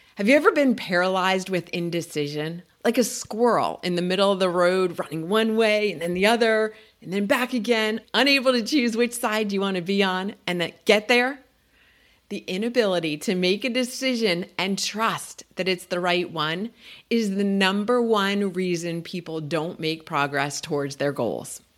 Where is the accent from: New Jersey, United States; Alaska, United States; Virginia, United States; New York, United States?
New Jersey, United States; moved away; I grew up in New Jersey